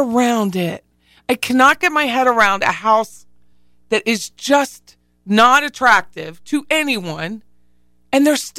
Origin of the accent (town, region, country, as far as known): Harrisburg, Pennsylvania, United States; born or raised there